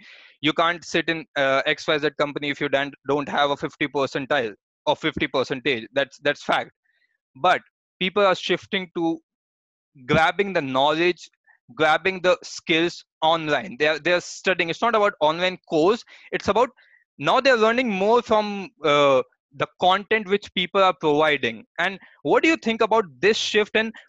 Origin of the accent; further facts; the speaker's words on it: Jaipur, Rajasthan, India; moved away as an adult; now in Bangalore, India; I'm from Jaipur